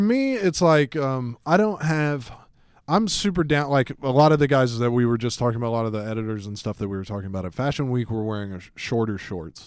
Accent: Atlanta, Georgia, United States; I grew up in Atlanta, Georgia

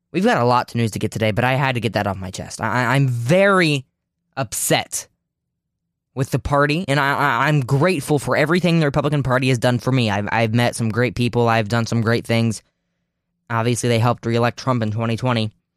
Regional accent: Ohio, United States; Ohio 'cause that's my home state

